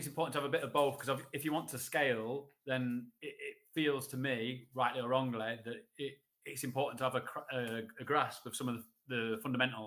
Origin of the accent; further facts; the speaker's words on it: Sheffield, Yorkshire and the Humber, United Kingdom; I'm from Sheffield